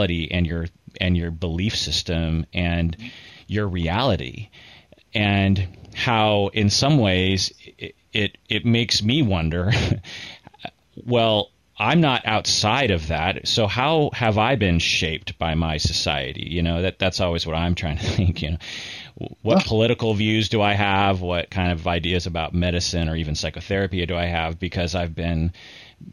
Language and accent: English; United States; also born or lived in Seattle; as an American